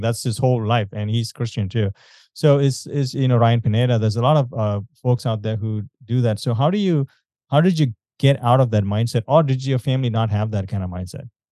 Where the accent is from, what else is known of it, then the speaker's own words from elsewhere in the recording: India; I'm from India